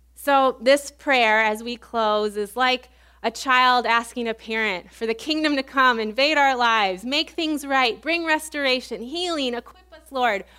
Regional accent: Illinois, United States; moved away as an adult; also born or lived in Baton Rouge, Louisiana; where I grew up in Illinois

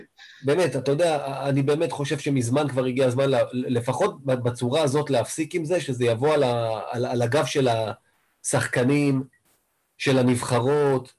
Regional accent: Israel; אני קודם כל כישראלי

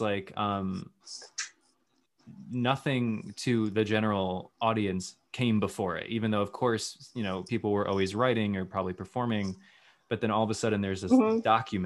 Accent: Central Connecticut, United States; Central Connecticut

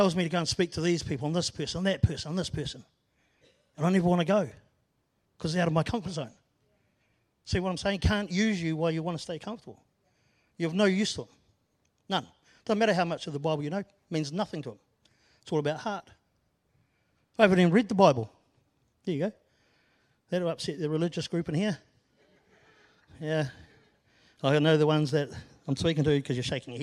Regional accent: Christchurch, Canterbury, New Zealand; moved away as an adult; also born or lived in Auckland; I was born and bred in Christchurch. I moved up north with my family. Then we moved back when I was 10. And I left when I was almost 50.

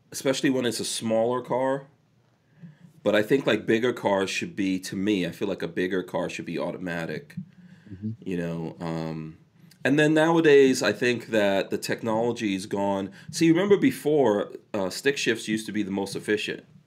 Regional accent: New York, United States; I'm from New York

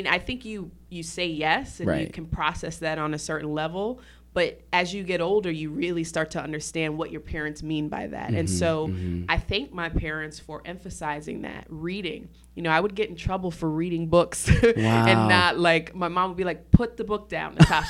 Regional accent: Syracuse, New York, United States; So I did well in school growing up in Syracuse.

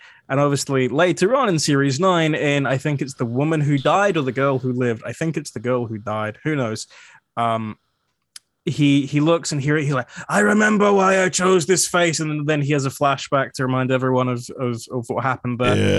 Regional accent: Scotland, United Kingdom; Anyway, but being Scottish is good, so we can complain about things.

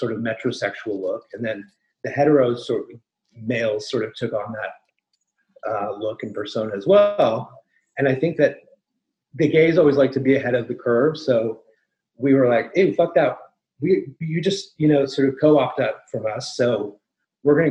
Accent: Toronto, Ontario, Canada; moved away as an adult; also born or lived in New York City; I was born in Toronto, Canada

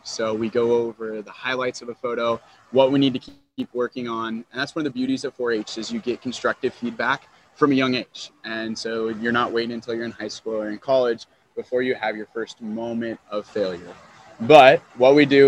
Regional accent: Topeka, Kansas, United States; now in Johnson County, United States; I am from Topeka, so I was part of Shawnee County 4-H.

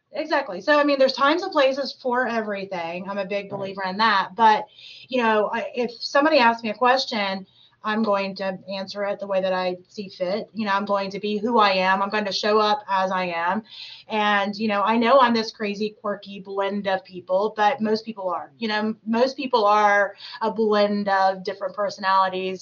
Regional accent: Clinton, Tennessee, United States; also born or lived in Canton, Ohio; now in Cincinnati, United States; I actually grew up in Tennessee

